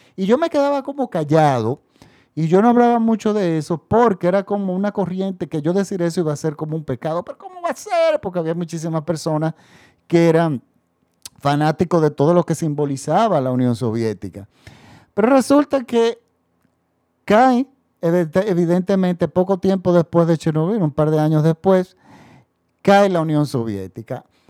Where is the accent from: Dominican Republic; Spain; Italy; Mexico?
Dominican Republic; nosotros recibíamos las noticias internacionales en mi país, en la República Dominicana